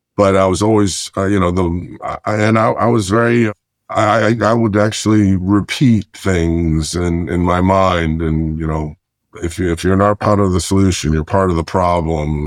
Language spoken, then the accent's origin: English; Lancaster County, Pennsylvania, United States; moved away as an adult; also born or lived in Chicago, Illinois / Florida; I'm originally from Chicago, and went to, uh, Pennsylvania and did middle school, high school and college